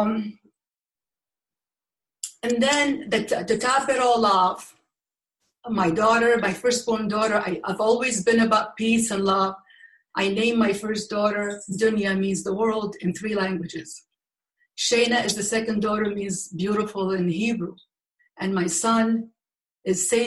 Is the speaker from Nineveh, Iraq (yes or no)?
no; Baghdad, Baghdad Governorate, Iraq; moved away; I was born in Baghdad, Iraq